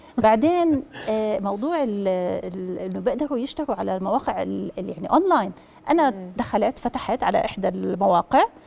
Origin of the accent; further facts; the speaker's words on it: Jordan; احنا عندنا بالاردن